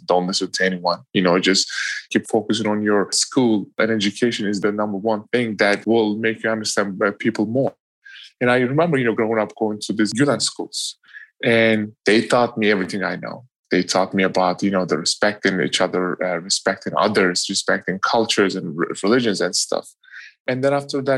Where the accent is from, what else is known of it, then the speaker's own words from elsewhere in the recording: Eastern Turkey, Turkey; moved away; growing up in Turkey. You know, I grew up east side of Turkey